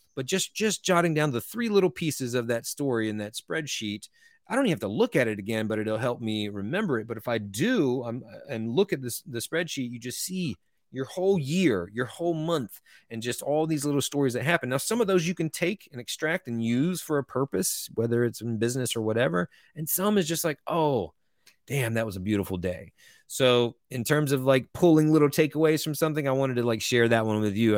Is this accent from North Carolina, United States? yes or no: yes; Eastern North Carolina, United States